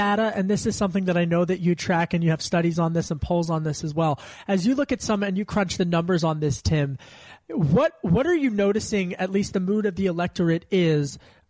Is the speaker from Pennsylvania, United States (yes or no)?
yes; Pennsylvania, United States; I grew up outside of Philly and Delco, as I mentioned frequently.